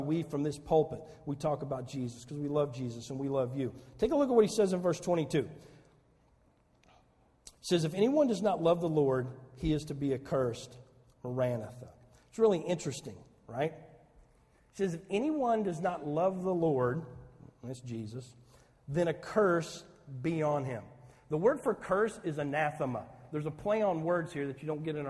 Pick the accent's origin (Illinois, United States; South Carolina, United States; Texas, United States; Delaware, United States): Illinois, United States; Saline County, Southern; moved away as an adult; also born or lived in Chicago; I'm a hayseed from Southern Illinois. I'd never been out of Saline County before